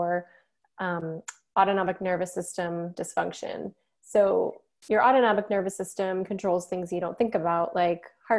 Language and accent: English; Chicago, Illinois, United States; moved away as an adult; now in Columbia, United States; I'm originally from the Chicago area